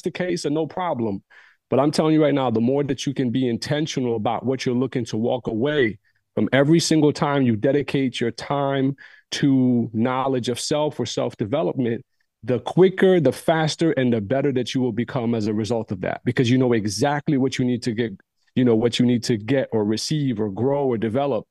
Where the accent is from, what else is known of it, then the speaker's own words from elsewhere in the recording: United States; Growing up in the States, different communities